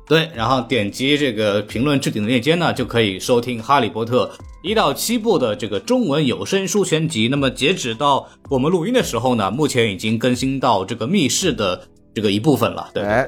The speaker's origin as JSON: {"language": "Chinese", "region": "Shanghai", "country": "China", "said": "因为我是一个上海人，我从小不是听相声长大的"}